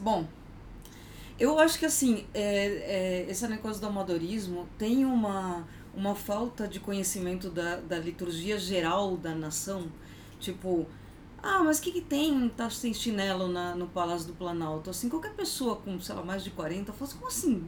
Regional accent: Argentina; now in Brazil; eu nasci na Argentina

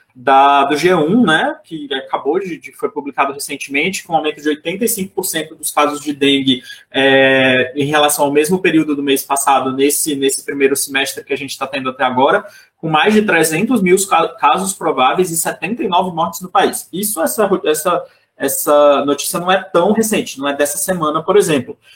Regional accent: Teresina, Piauí, Brazil; a minha cidade lá no Nordeste, que eu sou de Teresina, no Piauí

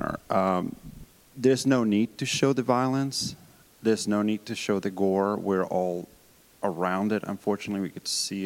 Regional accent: Colombia; moved away; Growing up in Colombia

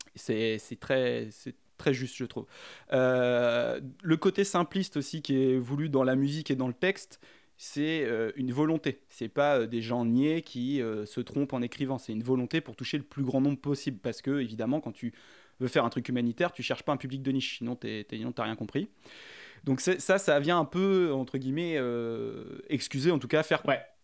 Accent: France; je suis français

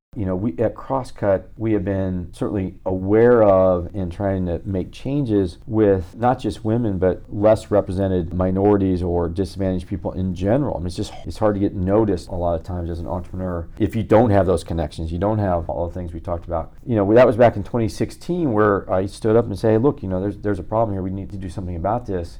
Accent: Midwest, United States; now in Los Angeles, United States; I'm a formerly nice guy from Midwest. Well, I'm still from Midwest

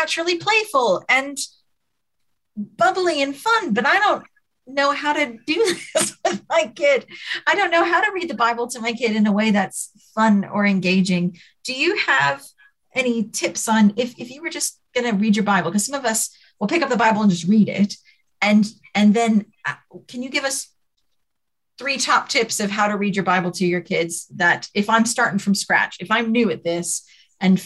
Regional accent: United Kingdom; we're British

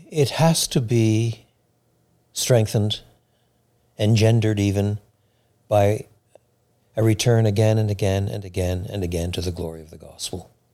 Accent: Quebec, Canada; now in Chicago, United States; I was brought up in French Canada at a time in French Canada where Roman Catholicism was what was the, the state religion

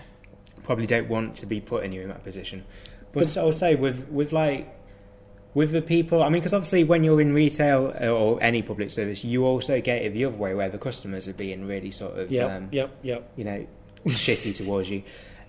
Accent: Midlands, United Kingdom; I'm from

